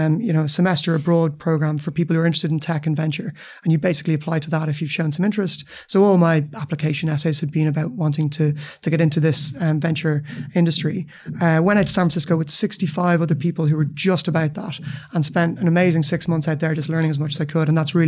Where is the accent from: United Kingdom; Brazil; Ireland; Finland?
Ireland; Dublin, Leinster; Yeah, you're right. I grew up in Dublin. Started out as a lawyer, actually.